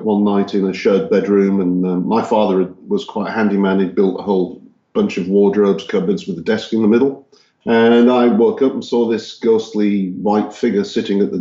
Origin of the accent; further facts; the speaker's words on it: Hull, Yorkshire and the Humber, United Kingdom; moved away as an adult; also born or lived in Texas, United States; now in Czech Republic; I grew up in Yorkshire, England, in a city called Hull.